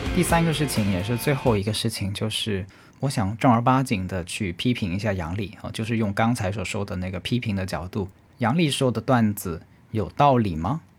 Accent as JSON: {"language": "Chinese", "country": "China", "said": "我是中国人"}